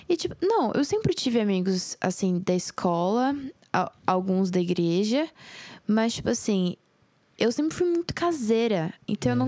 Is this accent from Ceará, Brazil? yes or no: no; Jardim, Mato Grosso do Sul, Brazil; na minha infância, lá em Jardim, pra, pra você que não sabe, eu sou mato grossense